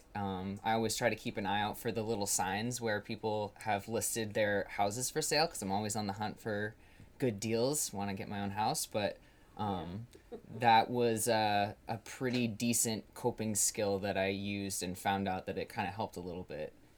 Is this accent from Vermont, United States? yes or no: yes; Colchester, Vermont, United States; I went to uh, a school in northern Vermont in Chittenden County